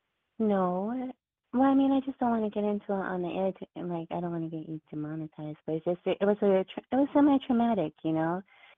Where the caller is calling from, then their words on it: Washington, District of Columbia, United States; Hi, this is … from D.C.